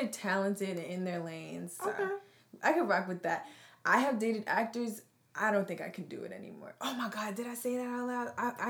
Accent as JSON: {"language": "English", "region": "New Jersey", "country": "United States", "tie": "born or raised there", "said": "growing up in Central Jersey, we've been the only black person in the room."}